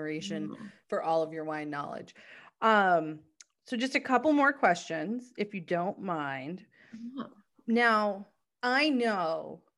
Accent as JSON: {"language": "English", "country": "United States", "said": "I'm American."}